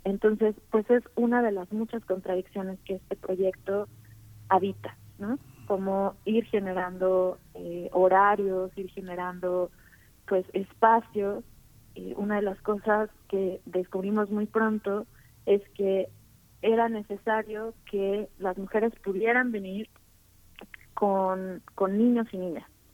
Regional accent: Tuxtla Gutiérrez, Chiapas, Mexico; moved away as an adult; Yo soy originaria de Tuxtla Gutiérrez, Chiapas.

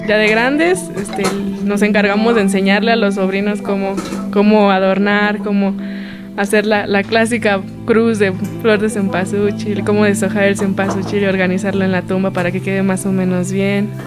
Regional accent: Mexico; nos enorgullece como mexicanos

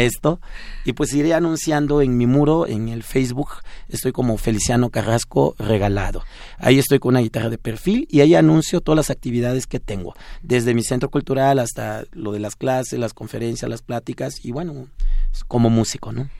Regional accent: Juchitán, Oaxaca, Mexico; first language Zapotec; Spanish is a second language; now in Mexico City, Mexico; allá en Juchitán, Oaxaca, de donde yo vengo

